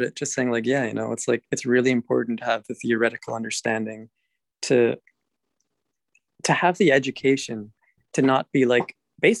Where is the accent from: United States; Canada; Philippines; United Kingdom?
Canada; born or raised there